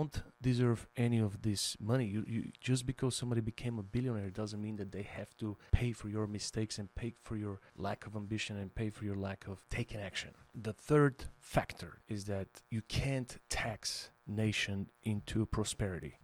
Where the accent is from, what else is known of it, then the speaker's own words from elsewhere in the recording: Bulgaria; now in United States; I immigrated from Bulgaria